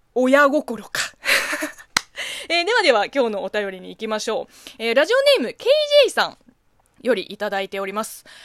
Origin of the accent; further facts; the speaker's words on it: China; Japanese is a second language; now in Japan; 中国生まれ